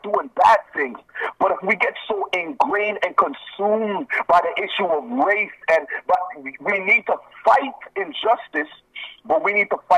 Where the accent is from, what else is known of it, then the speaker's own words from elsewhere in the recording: Nigeria; moved away; I am from Africa. Yes. I am from Nigeria